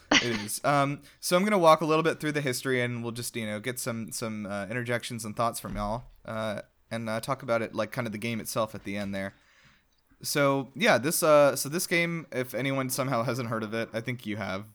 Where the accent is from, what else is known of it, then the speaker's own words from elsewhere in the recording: South Carolina, United States; now in Georgia, United States; I'm originally from South Carolina, which is a state next door